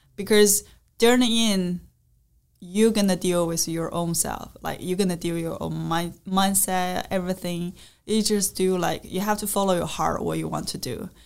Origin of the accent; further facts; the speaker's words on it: China; English is a second language; I'm from China